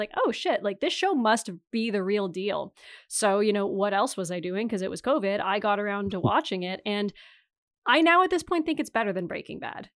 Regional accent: Ontario, Canada; I do actually say A, I think, more than the average Canadian, because I'm from Northern Ontario.

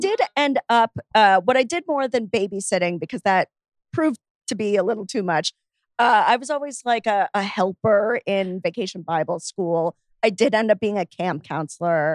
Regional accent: Miami, Florida, United States; where I grew up in Miami

